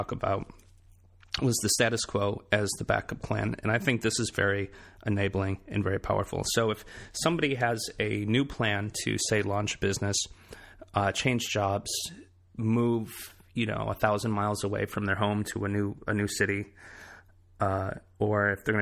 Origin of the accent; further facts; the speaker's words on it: Michigan, United States; moved away as an adult; also born or lived in Boston; now in South Carolina, United States; my hometown in Michigan